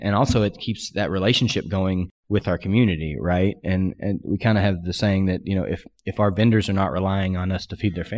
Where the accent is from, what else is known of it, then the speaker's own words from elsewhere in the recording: Pacific Northwest, United States; I said, I'm from the Pacific Northwest too.